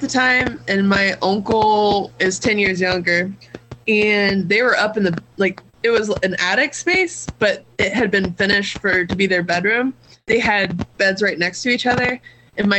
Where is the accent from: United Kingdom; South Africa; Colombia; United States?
United States; Southern Ohio; I'm from Southern Ohio